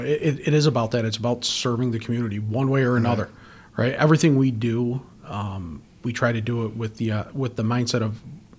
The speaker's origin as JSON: {"language": "English", "town": "Greece", "region": "New York", "country": "United States", "tie": "born or raised there", "said": "I grew up in Greece."}